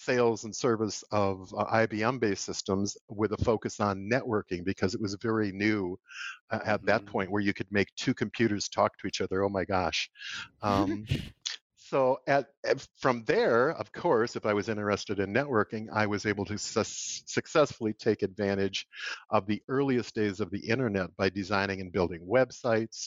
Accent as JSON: {"language": "English", "town": "Comfrey", "region": "Minnesota", "country": "United States", "tie": "born or raised there", "said": "I grew up on a rural farm in southwest corner of Minnesota near a little town of Comfrey, Minnesota."}